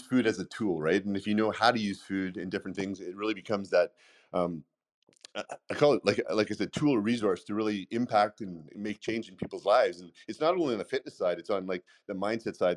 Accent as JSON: {"language": "English", "country": "Canada", "tie": "born or raised there", "accent": "Canadian", "moved": "yes", "lives_now": "United States", "said": "I grew up not in the states. I grew up in Canada"}